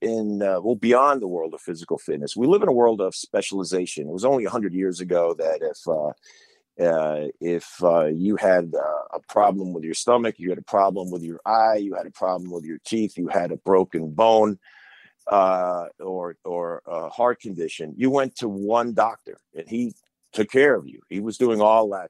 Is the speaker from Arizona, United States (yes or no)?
no; Long Island, New York, United States; I grew up on Long Island